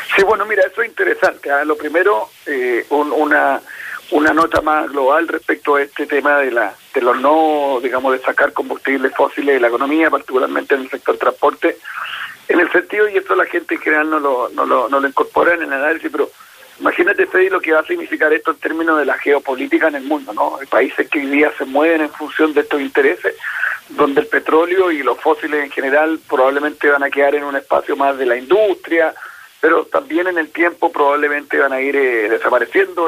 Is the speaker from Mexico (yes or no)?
no; Chile